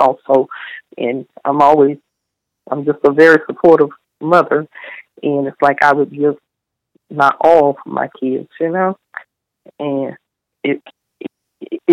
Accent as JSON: {"language": "English", "region": "the South", "country": "United States", "tie": "born or raised there", "said": "I was raised in the South and I believe in family"}